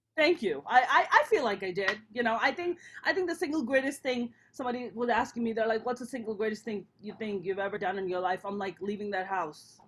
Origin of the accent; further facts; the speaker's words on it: Pakistan; moved away; I'm a Pakistani Muslim